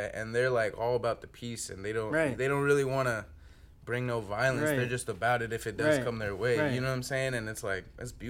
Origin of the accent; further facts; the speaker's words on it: Tri-Cities, Washington, United States; Yeah, I'm from Tri-Cities.